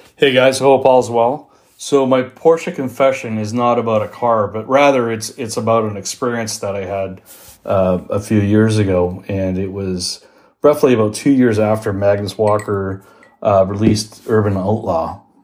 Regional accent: Toronto, Ontario, Canada; I'm from Toronto.

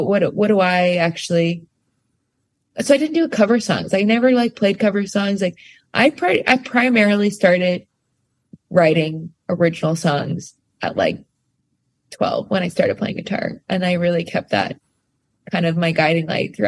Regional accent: rural Pennsylvania, United States; also born or lived in Staten Island, New York; we grew up very in rural Pennsylvania after we left the city. Like I was born in Staten Island, and then I grew up in a tiny town, like didn't have a red light

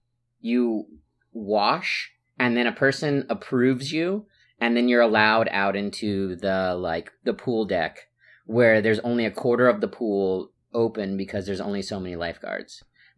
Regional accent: New York, United States; from New York, formerly Daytona.

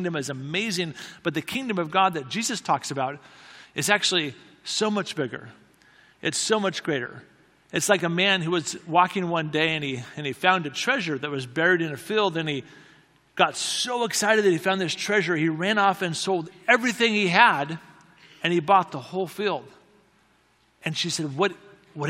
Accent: United States; another American friend.

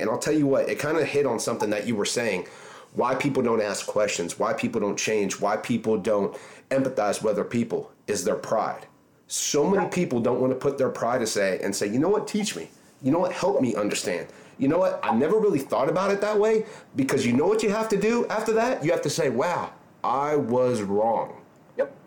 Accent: Orange Park, Florida, United States; I grew up in Orange Park too so I grew up kind of in that that area as well

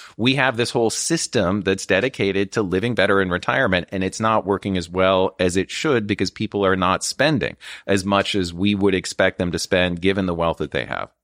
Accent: Midwest, United States; moved away; growing up in the Midwest

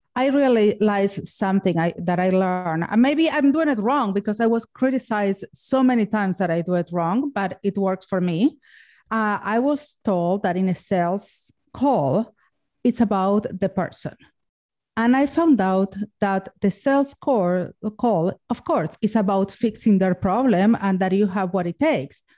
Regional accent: Argentina; moved away; I'm from Argentina and ergo the sexy accent.

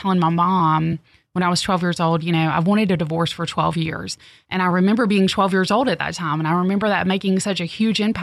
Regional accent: the South, United States; growing up in the South

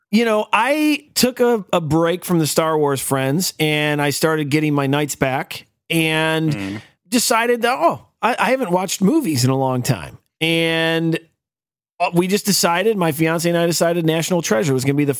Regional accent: United States; I'm an American

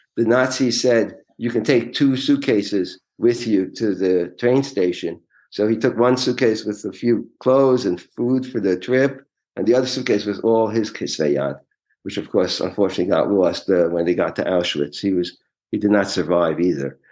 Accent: New York City, New York, United States; I was born and raised in Forest Hills, Queens, in New York City

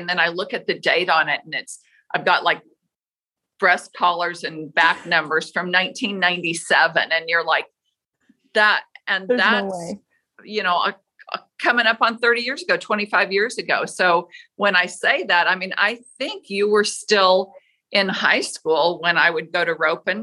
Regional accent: Las Vegas, Nevada, United States; I grew up in Las Vegas, which is so weird because at the time, Vegas wasn't a rodeo town

